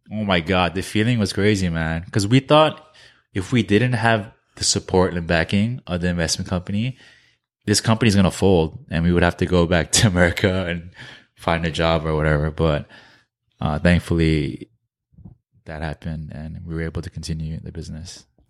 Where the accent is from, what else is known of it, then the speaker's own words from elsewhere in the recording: New Jersey, United States; moved away as an adult; also born or lived in New York / Korea; we're from New Jersey